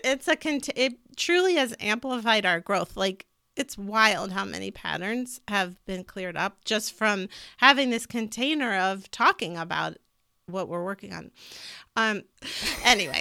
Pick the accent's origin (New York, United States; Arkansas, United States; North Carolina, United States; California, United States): California, United States; moved away; I also grew up in California